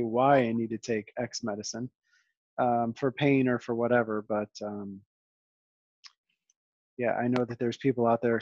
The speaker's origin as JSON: {"language": "English", "region": "Western New York", "country": "United States", "also_born_or_lived": "Hawaii", "moved": "as an adult", "said": "So we're from Western New York"}